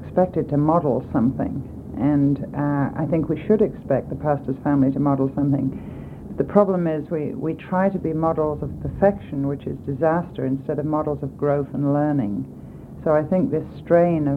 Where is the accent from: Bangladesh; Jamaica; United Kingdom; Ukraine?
United Kingdom; England; moved away as an adult; now in United States; I was brought up in England, in Europe